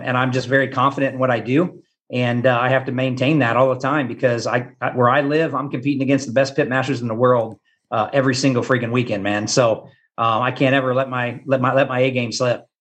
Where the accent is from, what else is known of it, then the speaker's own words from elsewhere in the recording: Topeka, Kansas, United States; now in Gardner, United States; I grew up in Topeka, Kansas, which is about an hour from Kansas City